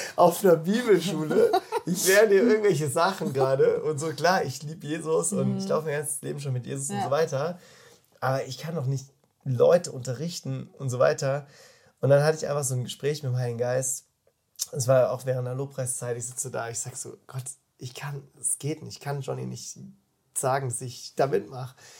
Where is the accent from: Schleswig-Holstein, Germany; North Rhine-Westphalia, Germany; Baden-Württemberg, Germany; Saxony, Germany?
Baden-Württemberg, Germany; Freiburg; now in Füssen, Germany; Ich komme aus Freiburg, bin 29 Jahre alt